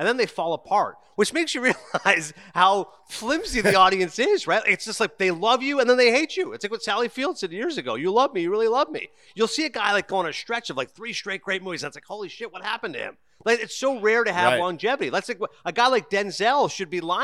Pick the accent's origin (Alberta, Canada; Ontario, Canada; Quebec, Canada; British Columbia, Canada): Ontario, Canada; Toronto; I'm going to go with Toronto as my hometown, but it's not